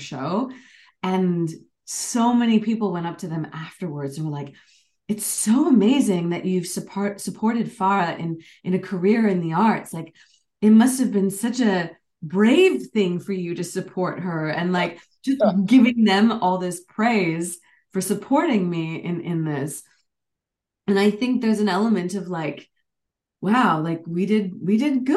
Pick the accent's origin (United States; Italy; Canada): Canada; moved away as an adult; also born or lived in United Kingdom; I was North American, Canadian American, and South Asian